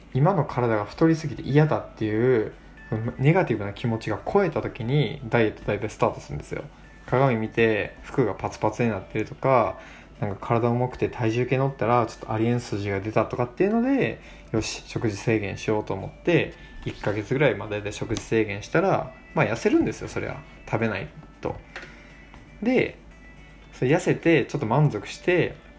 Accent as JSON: {"language": "Japanese", "region": "Kochi", "country": "Japan", "tie": "born or raised there", "also_born_or_lived": "Tokyo", "moved": "as an adult", "said": "僕は高知で生まれ育った"}